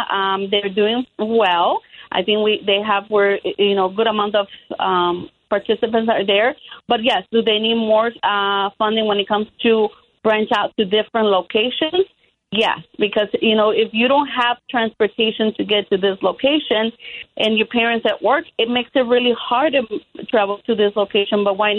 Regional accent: Chicago, Illinois, United States; also born or lived in Mexico; I came to Chicago from Mexico at age 7. I attended Chicago Public Schools

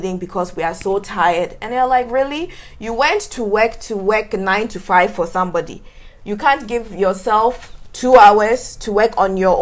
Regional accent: Ghana; moved away as an adult; also born or lived in United States; now in New York, United States; this is a black girl from Ghana, right? Like, literally like grew up in Ghana

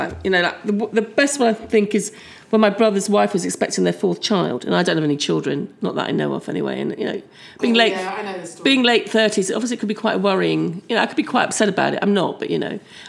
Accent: Scotland, United Kingdom; me and my dad were being very Scottish

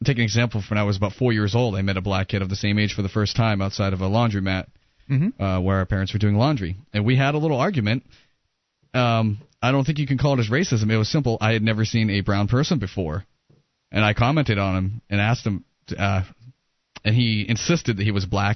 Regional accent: New Hampshire, United States; I grew up in New Hampshire.

